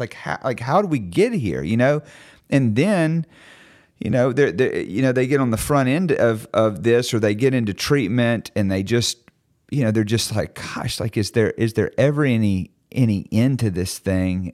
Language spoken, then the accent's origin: English; Mississippi, United States; I'm from Mississippi